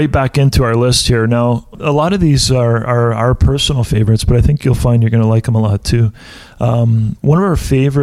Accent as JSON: {"language": "English", "country": "Canada", "said": "We're a bilingual country."}